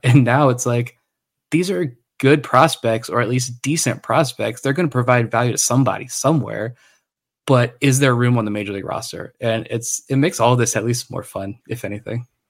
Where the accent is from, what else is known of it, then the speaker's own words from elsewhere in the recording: Suffolk, Virginia, United States; I grew up in Suffolk